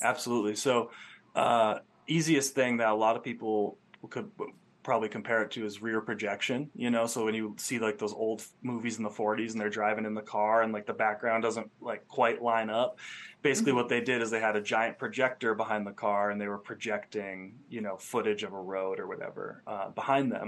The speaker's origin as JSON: {"language": "English", "town": "Rutland", "region": "Vermont", "country": "United States", "tie": "born or raised there", "also_born_or_lived": "Phoenix", "moved": "as an adult", "lives_now": "Joshua Tree, United States", "said": "I grew up in Vermont, a small town called Rutland, and um, for the first 20 years of my life, it was kind of all that I knew"}